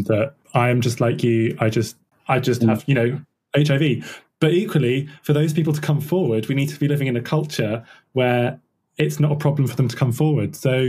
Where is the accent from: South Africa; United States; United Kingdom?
United Kingdom; you mentioned that we don't want to talk about sex because then that's, you know, we don't do that as British people.